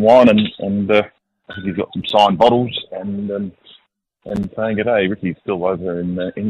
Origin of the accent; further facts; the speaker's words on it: McLaren Vale, South Australia, Australia; I come from McLaren Vale